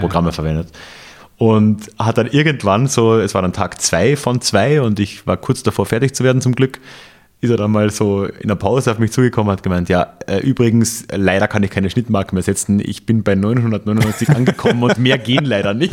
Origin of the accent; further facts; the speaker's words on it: Austria; moved away as an adult; also born or lived in Bavaria; ich muss mich noch an meine Rolle als Österreicher in Österreich wieder gewöhnen. Ich war immer so, so, so, so überintegriert in, in, Bayern